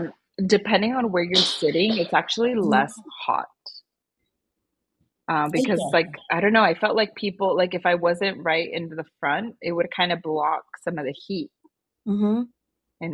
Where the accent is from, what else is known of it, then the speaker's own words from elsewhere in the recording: Austin, Texas, United States; first language Spanish; English is a second language; moved away; I'm born and raised in Austin. I just came back this year to these lands.